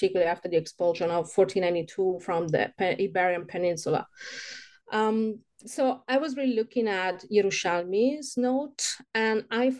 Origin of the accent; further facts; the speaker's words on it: near Rome, Lazio, Italy; moved away as an adult; also born or lived in Hamburg, Germany / Israel / Paris, France; I was born near Rome. Then I studied all my life in Italy until 25